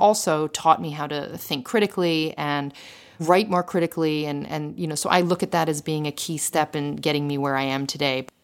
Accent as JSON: {"language": "English", "country": "United States", "tie": "born or raised there", "also_born_or_lived": "Philadelphia", "moved": "as an adult", "lives_now": "Paris, France", "said": "I remember growing up in the States"}